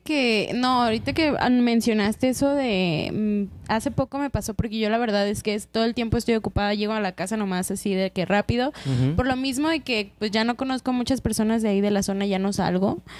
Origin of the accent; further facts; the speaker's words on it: Mexico; yo crecí en Loma Dorada